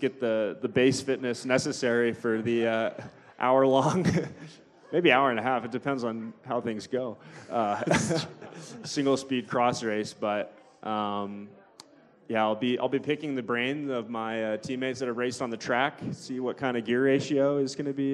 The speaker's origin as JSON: {"language": "English", "town": "Durango", "region": "Colorado", "country": "United States", "tie": "born or raised there", "said": "growing up in Durango"}